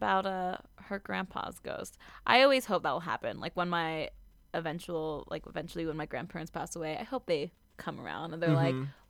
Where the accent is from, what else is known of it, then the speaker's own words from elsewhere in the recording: Rock Springs, Wyoming, United States; I started working at the movie theater in my hometown of Rock Springs, Wyoming.